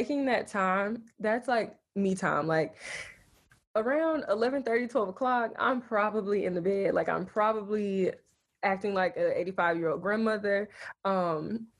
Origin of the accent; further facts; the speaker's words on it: Spartanburg, South Carolina, United States; I'm from Spartanburg, South Carolina